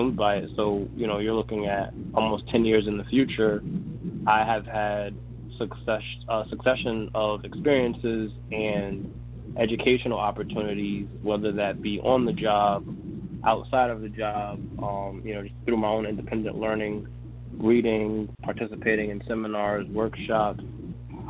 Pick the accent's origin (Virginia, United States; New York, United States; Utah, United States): New York, United States; Mount Vernon; moved away as an adult; also born or lived in San Antonio, Texas; now in Hartford, United States; I grew up in Mount Vernon, New York